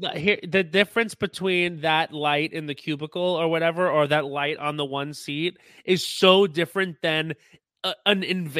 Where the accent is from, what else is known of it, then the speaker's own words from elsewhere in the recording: New York, United States; So Melissa Gorga reminds me of the girls I grew up with. I grew up on Long Island.